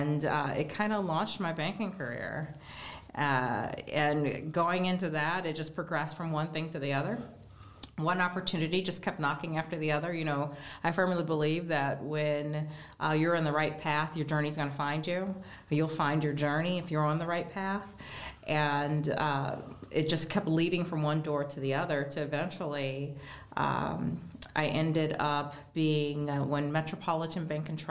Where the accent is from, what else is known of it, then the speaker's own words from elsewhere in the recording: Geauga County, Northeast Ohio, United States; I grew up in Geauga County